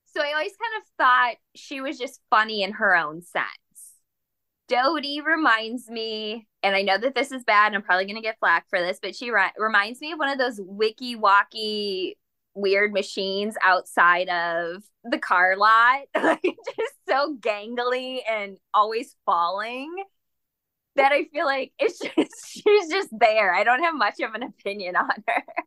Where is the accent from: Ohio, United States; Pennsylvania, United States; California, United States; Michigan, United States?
Michigan, United States; Shelby Township; born or raised there